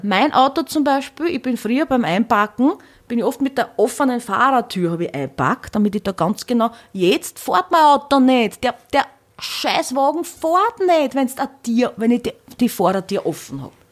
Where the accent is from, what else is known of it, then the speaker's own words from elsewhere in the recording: Hornstein, Burgenland, Austria; moved away; also born or lived in Vienna; bei der Tamboritze in Hornstein, wo ich her bin